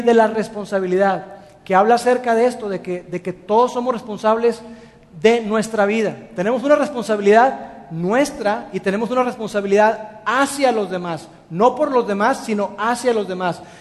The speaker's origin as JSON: {"language": "Spanish", "country": "Mexico", "said": "los mexicanos somos extraordinarios en el servicio al cliente"}